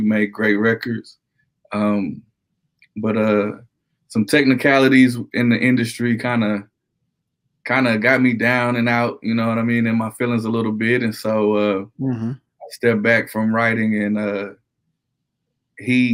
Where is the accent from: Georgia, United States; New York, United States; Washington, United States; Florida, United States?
New York, United States; New York City; now in Conway, United States; I'm originally from Brooklyn, New York